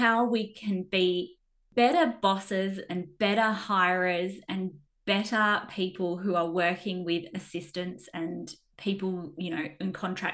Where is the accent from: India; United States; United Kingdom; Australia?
Australia; also born or lived in Perth; being Australian and I'm a rowdy person